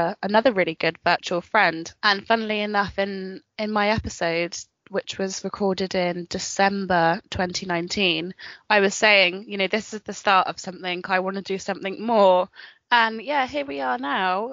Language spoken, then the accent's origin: English; Frome, South West England, United Kingdom; I live in a town called Frome in Somerset, and I moved here when I was 6 months old. So it's literally my hometown